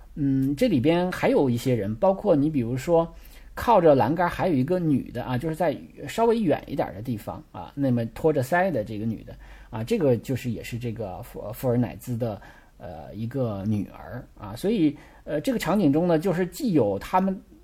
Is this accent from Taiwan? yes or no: no; China; 因为我们中国人是比较喜欢社交，比较喜欢扎堆儿的啊